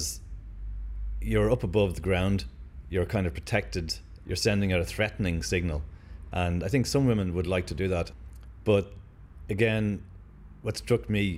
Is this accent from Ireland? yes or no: yes; Dublin, Leinster, Ireland; moved away as an adult; also born or lived in Amsterdam, Netherlands; I grew up in the north side in Finglas, which was basically a working class environment